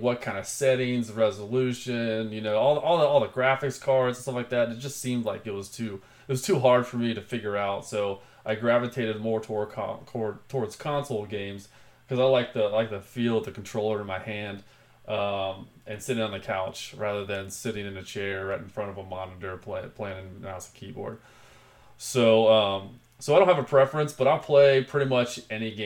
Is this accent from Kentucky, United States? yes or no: no; Cincinnati, Ohio, United States; I was born and raised here in the Queen City of Cincinnati, Ohio.